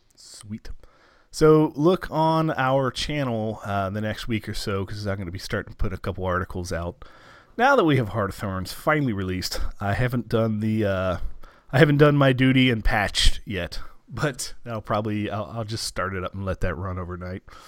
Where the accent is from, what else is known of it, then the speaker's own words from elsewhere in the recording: United States; as an American